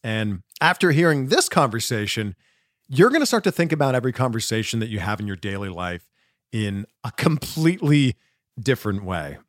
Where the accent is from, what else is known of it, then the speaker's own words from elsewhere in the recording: Canada; I'm Canadian